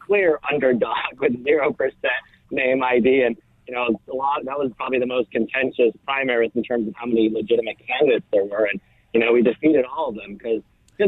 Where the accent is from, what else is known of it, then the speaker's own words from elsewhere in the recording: United States; I was born in the United States, but my family immigrated from Syria